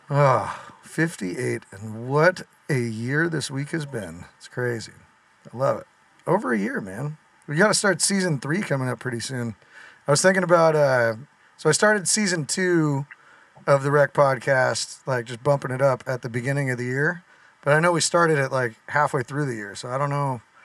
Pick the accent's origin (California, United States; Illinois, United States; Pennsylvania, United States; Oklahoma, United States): California, United States; Southern; we're from Southern California.